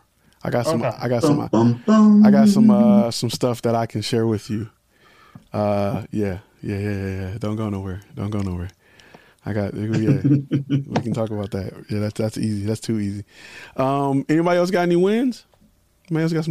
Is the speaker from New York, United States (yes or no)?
no; Detroit, Michigan, United States; I'm from Detroit